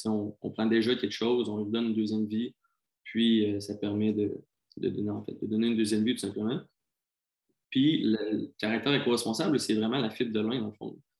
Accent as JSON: {"language": "French", "region": "South Shore of Quebec City", "country": "Canada", "said": "je viens de la rive sud de Québec."}